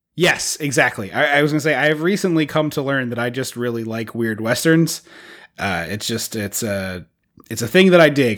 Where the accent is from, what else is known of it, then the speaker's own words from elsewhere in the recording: United States; as an American who is, who has been on this, on this country for quite some time